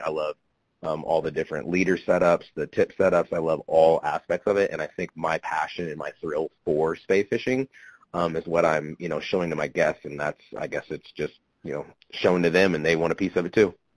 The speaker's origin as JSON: {"language": "English", "region": "Kansas", "country": "United States", "tie": "born or raised there", "moved": "yes", "said": "I grew up in Kansas"}